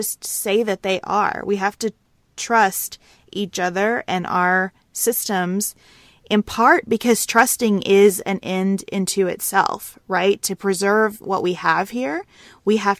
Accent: United States

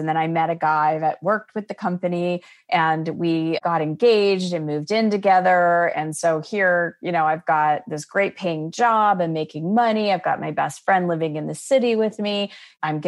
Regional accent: Scottsdale, Arizona, United States; moved away as an adult; also born or lived in Chicago; I was born and raised in Scottsdale, Arizona, and graduated from ASU

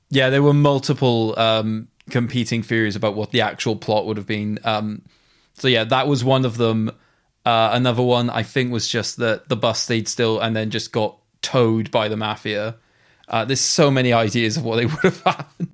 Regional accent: Wales, United Kingdom; being a Welshman

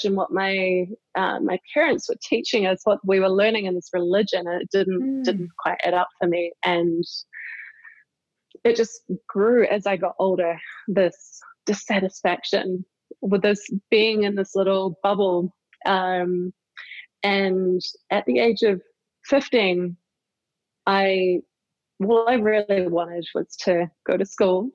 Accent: New Zealand; I grew up in a very isolated part of New Zealand

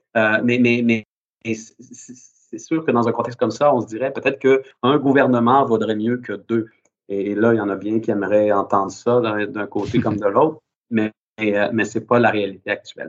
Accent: Quebec, Canada

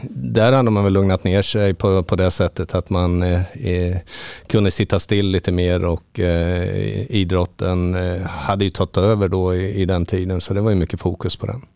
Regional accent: Linköping, Östergötland, Sweden; also born or lived in Halmstad; now in Portugal; Jag är född i Linköping

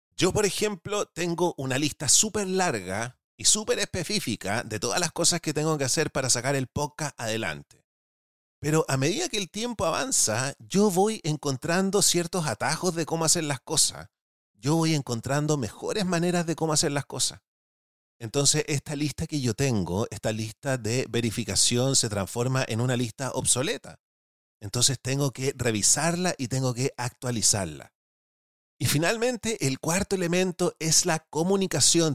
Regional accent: Chile; los que somos chilenos

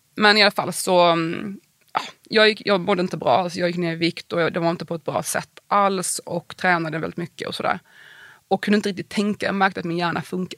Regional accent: Värnamo, Jönköping County, Sweden; moved away as an adult; also born or lived in Prague / Wyoming; i Värnamo där jag växte upp

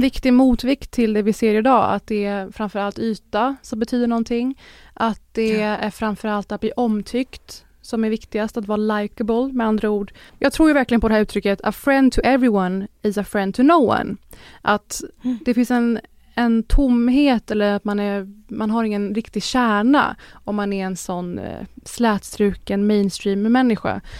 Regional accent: Sweden; för oss som svenskar

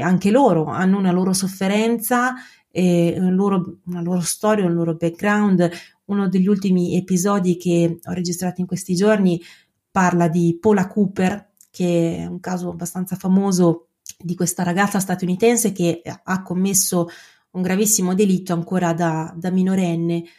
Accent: Bologna, Emilia-Romagna, Italy; accent: Emilian-Romagnol; sono un avvocato, sono di Bologna

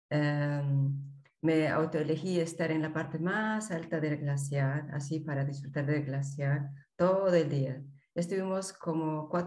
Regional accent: Peru; moved away as an adult; now in Germany; Soy peruana, pero actualmente vivo en eh, Alemania.

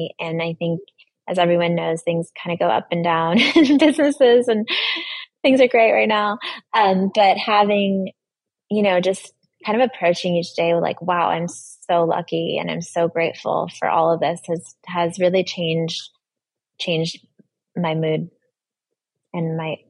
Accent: Brooklyn, New York, United States; And I came from Brooklyn, so my grandparents came into the subway and they saw the campaign.

